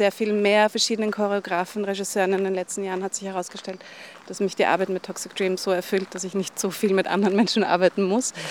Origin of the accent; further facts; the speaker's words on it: Vienna, Austria; Also, ich komme eben aus Wien und wir haben gerade darüber gesprochen, wie imperial und wie schön Wien ist.